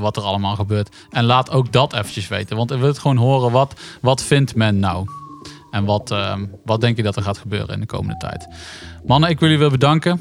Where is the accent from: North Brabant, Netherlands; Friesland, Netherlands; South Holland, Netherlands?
North Brabant, Netherlands; wij uit Brabant komen